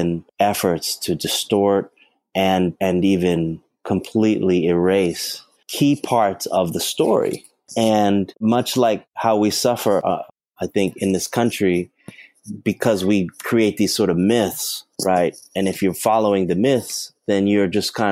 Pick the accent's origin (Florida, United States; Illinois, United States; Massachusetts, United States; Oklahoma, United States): Massachusetts, United States; Boston; I grew up in Boston